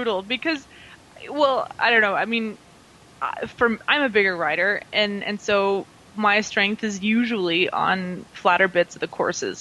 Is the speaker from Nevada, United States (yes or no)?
yes; Reno, Nevada, United States; moved away as an adult; also born or lived in California; now in Europe; my hometown of Reno, Nevada.